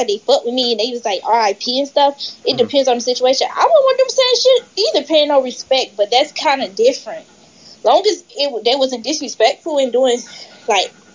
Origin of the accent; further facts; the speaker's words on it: Atlanta, Georgia, United States; I'm from Atlanta